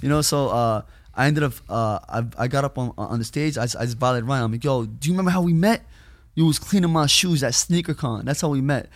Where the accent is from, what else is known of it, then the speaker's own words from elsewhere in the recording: New York, United States; I'm from New York